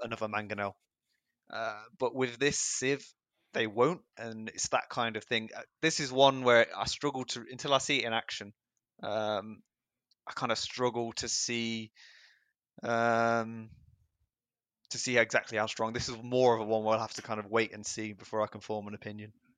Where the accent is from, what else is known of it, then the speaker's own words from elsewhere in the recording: England, United Kingdom; I'm from England.